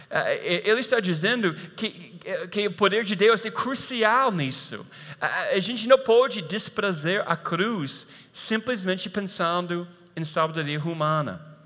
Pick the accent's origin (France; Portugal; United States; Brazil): United States; moved away